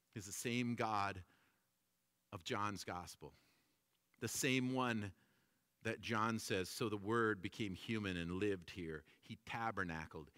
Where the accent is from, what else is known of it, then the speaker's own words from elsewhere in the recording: Toronto, Ontario, Canada; when I was growing up in Toronto